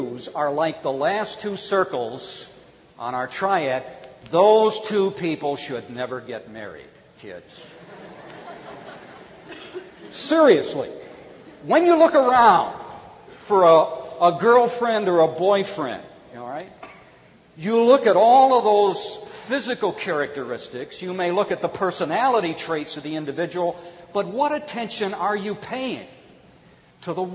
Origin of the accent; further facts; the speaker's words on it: Cleveland, Ohio, United States; When I was growing up in Cleveland, Ohio